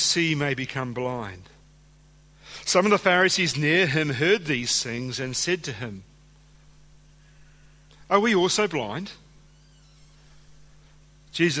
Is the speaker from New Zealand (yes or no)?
yes; New Zealand; now in Australia; being a New Zealander